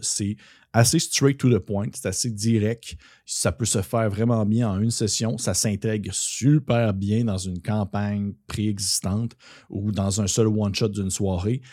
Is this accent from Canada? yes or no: yes; Quebec, Canada; accent: gros accent québécois; Tout mon gros accent québécois qui ressort